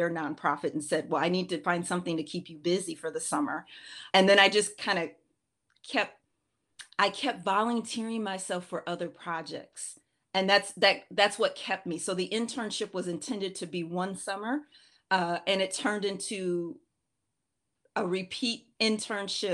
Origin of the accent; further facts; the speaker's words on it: Minneapolis, Minnesota, United States; I'm originally from Minneapolis, Minnesota